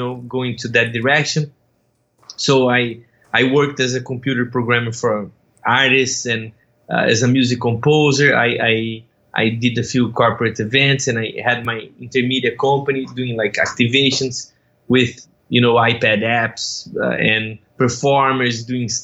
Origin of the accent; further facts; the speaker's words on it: Brazil; moved away as an adult; now in United States; I'm originally from Brazil. I moved to the US in 2014